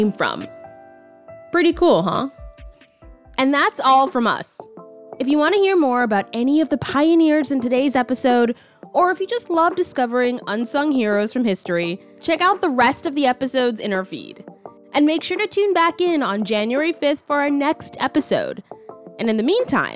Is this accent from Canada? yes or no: yes; Canada; a Black Canadian engineer, shout out to my home country